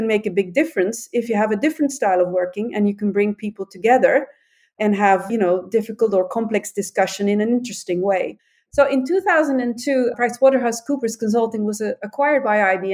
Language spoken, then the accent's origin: English; Antwerp, Flanders, Belgium; I was born in Antwerp.